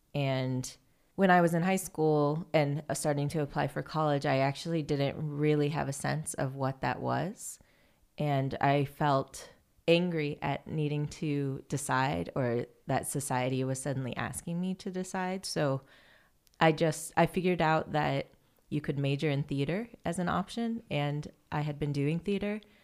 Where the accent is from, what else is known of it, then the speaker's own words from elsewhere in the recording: Fairfield, Iowa, United States; I grew up in Fairfield, Iowa, which is a small town